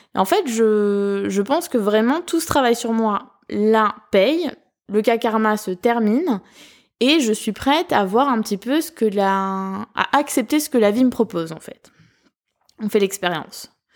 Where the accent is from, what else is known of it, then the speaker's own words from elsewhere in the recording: southern France, France; accent: southern; mon accent du sud